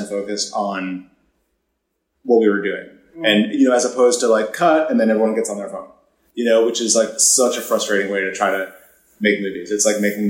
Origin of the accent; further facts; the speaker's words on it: Maine, United States; moved away; I grew up in Maine in a very small town and, you know, left the second that I could